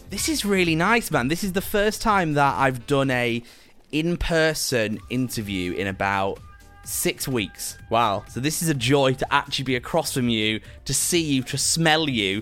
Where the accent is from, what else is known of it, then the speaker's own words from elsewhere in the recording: Preston, North West England, United Kingdom; I grew up in Preston, and I think although Preston is a little bit bigger than that, I grew sort of outside of Preston